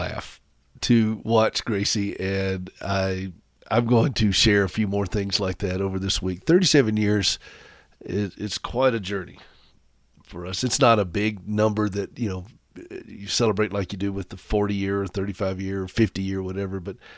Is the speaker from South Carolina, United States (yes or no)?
yes; Anderson, South Carolina, United States; also born or lived in Nashville; now in Montana, United States; I'm from Anderson, which is only about 30 minutes away.